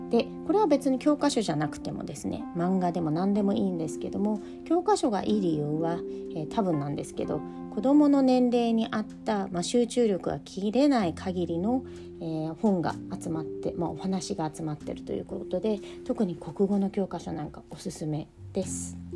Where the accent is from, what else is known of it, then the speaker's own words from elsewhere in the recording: United States; moved away; 私自身は自分がアメリカで育った帰国子女で、えー、今はヨーロッパで仕事をしながら子供2人を育てています